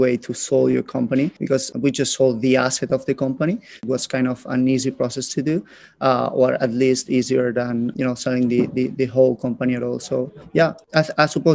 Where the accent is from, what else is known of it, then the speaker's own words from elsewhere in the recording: Barcelona, Catalonia, Spain; I'm originally born and raised in Barcelona.